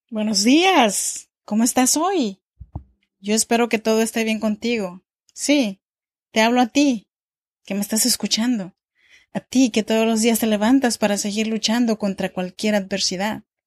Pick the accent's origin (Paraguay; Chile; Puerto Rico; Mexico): Mexico; Oaxaca; moved away as an adult; now in Sacramento, United States; yo soy mexicana de Oaxaca, pero actualmente vivo en Sacramento, California, desde hace ya 13 años